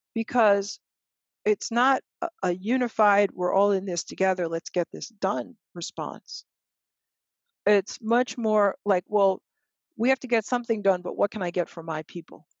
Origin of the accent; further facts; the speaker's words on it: United States; we African Americans are working class people